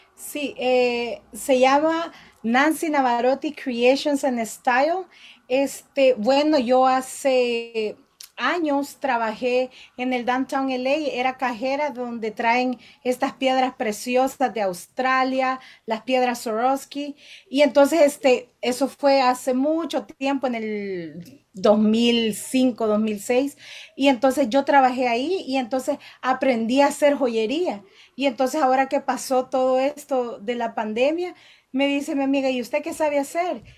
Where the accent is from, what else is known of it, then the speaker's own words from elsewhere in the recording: El Salvador; moved away as an adult; now in Downey, United States; yo soy originaria del Salvador